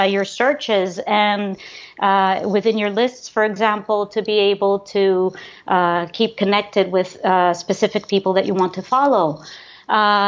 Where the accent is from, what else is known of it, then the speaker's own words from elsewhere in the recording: Panama; I was born and raised in Panama from Greek parents